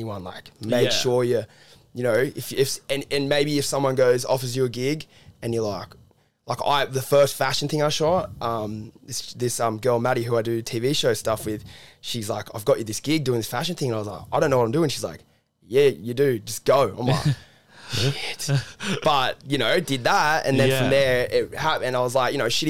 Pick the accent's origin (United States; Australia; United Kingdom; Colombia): Australia; Cronulla, New South Wales; I'm from the beaches, like I'm from Cronulla originally